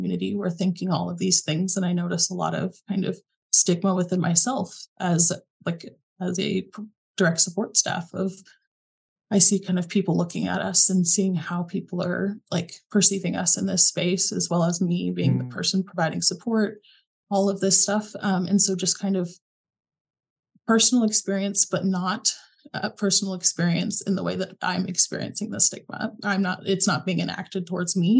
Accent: Springfield, Missouri, United States; moved away; But I'm actually from Springfield, and that's Springfield, Missouri, which is where Missouri State is based out

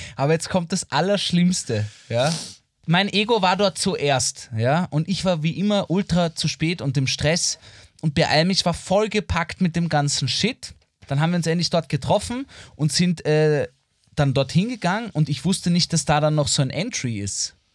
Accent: Vienna, Austria; als Wiener und Wienerin, wie ich mhm. einer bin

